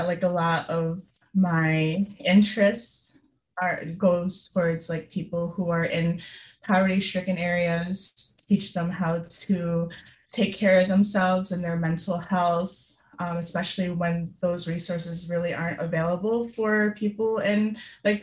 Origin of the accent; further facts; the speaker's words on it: Utica, New York, United States; I grew up in Utica, New York